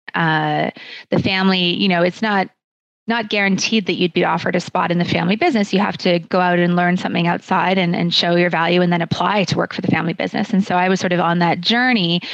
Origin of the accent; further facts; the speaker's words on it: Calgary, Alberta, Canada; moved away as an adult; also born or lived in Kingston, Ontario / Toronto; I was born and raised in Calgary in the Southwest